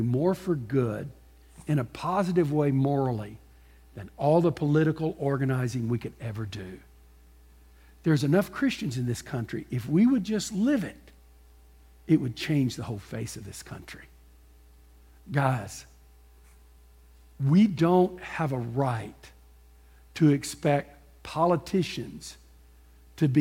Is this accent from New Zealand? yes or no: no; Texas, United States; also born or lived in Gulf Coast; I grew up in Texas